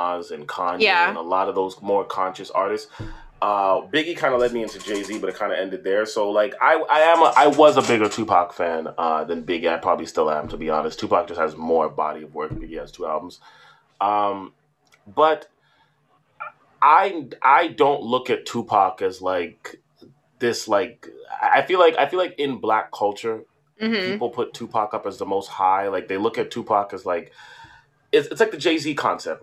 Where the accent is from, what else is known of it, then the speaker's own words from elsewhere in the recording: Toronto, Ontario, Canada; growing up in Toronto in a Caribbean diaspora